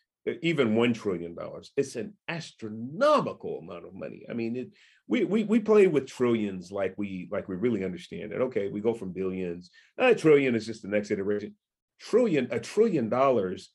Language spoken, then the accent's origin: English; San Francisco, California, United States; I was born in Hunters Point, housing projects in San Francisco in the 1960s